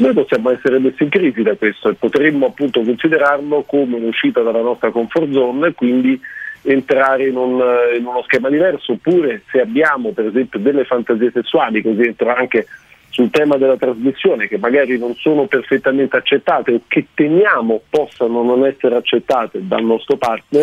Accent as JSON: {"language": "Italian", "country": "Germany", "moved": "yes", "said": "la Germania è una cartina di tornasole perfetta, non solo perché è il mio paese"}